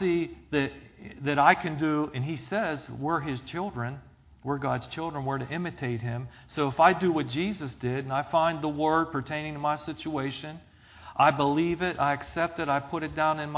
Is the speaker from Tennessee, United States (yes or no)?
no; Zelienople, Pennsylvania, United States; I grew up in Zillionople, down in Extension.